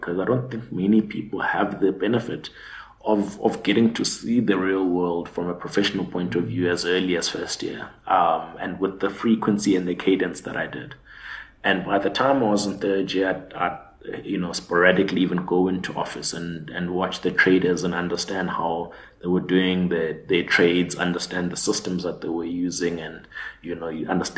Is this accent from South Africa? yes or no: yes; Butterworth, Eastern Cape, South Africa; also born or lived in Johannesburg / Grahamstown; But after that, we moved back to the Eastern Cape. So I was raised in Butterworth.